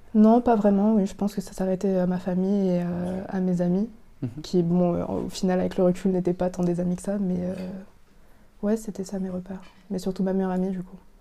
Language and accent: French; France; Je suis vietnamienne, cambodgienne et française